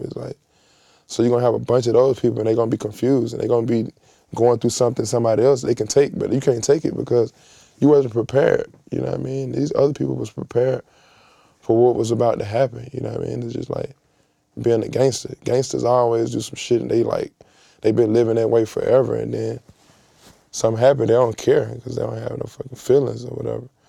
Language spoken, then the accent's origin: English; Atlanta, Georgia, United States; I come from Atlanta